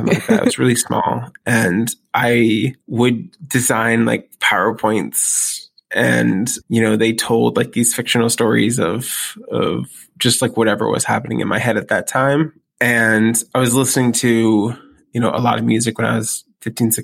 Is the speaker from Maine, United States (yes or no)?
yes; Waterville, Maine, United States; also born or lived in Columbus, Ohio; My dad went to Maine and got a job as an optometrist in this little town called Waterville, Maine. And we moved into a few different apartments when I got there.